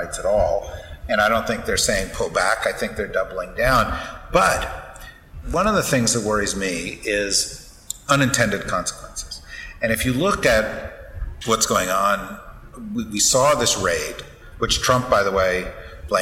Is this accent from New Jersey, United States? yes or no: yes; New Jersey, United States; I'm like from New Jersey